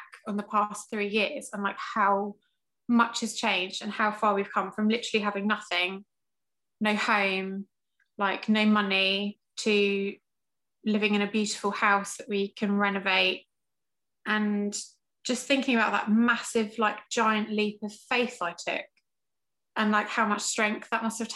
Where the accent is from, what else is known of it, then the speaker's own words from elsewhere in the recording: England, United Kingdom; accent: English; moved away as an adult; also born or lived in Chester County, Pennsylvania; now in Pennsylvania, United States; I'm originally from England.